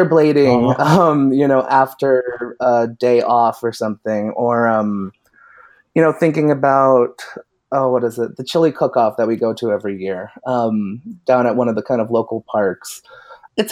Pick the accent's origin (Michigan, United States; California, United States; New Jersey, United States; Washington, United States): Michigan, United States; Lansing; also born or lived in Ypsilanti, Michigan; I'm born and raised in Lansing, Michigan, the capital city